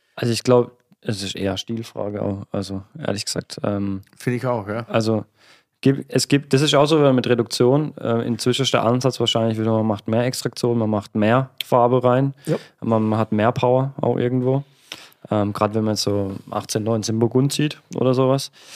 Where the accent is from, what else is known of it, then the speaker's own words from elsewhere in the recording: Oberbergen, Baden-Württemberg, Germany; bei uns in Oberbergen am Kaiserstuhl